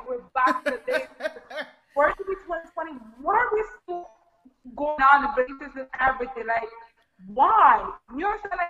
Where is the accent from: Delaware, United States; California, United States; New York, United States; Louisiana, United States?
New York, United States; New York City; also born or lived in Brooklyn; So I was born and raised in the Bronx, and currently I'm living in Brooklyn.